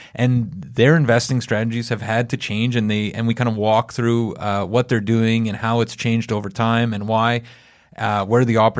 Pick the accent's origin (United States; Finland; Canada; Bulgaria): Canada; I'm a Canadian nationalist